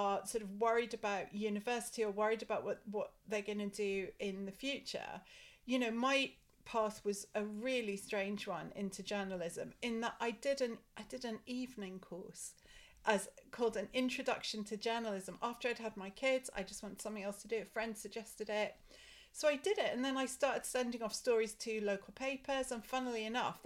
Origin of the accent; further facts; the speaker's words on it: Scottish Borders, Scotland, United Kingdom; I grew up in Scotland, really in the middle of nowhere.